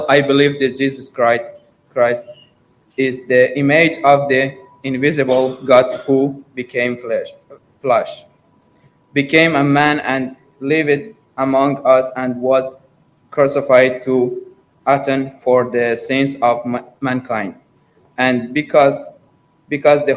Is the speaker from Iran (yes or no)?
yes; Iran; moved away as an adult; also born or lived in London, United Kingdom; now in Morecambe, United Kingdom; from Iran, and I'm 20 years old